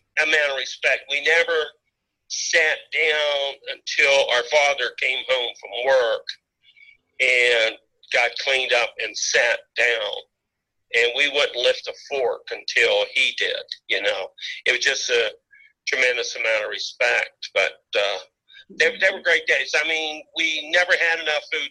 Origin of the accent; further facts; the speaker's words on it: Pittsburgh, Pennsylvania, United States; also born or lived in Los Angeles / New York / Las Vegas; I live a little bit outside of Pittsburgh, but yeah, never left the Berg. Well, I did live in L.A. for a while, and New York, and Las Vegas, but I'm a Pittsburgher